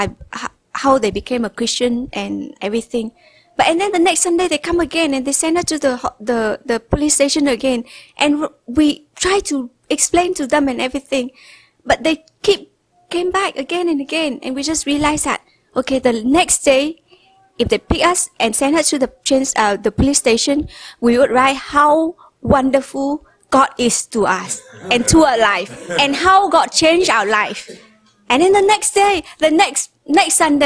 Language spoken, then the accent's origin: English; Vietnam; English is a second language; I was studying in one of the best school in Hanoi